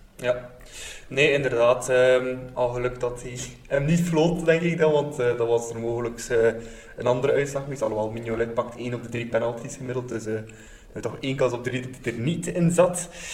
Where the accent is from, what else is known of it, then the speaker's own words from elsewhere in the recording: Bruges, Flanders, Belgium; Ik ben zelf ook van Brugge